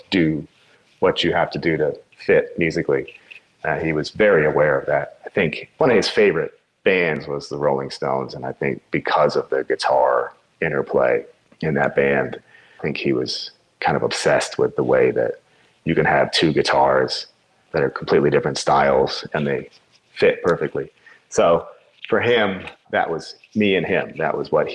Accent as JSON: {"language": "English", "town": "New York City", "region": "New York", "country": "United States", "tie": "born or raised there", "said": "We grew up in the same area. We're both East Coast. He's Jersey. I'm from New York City."}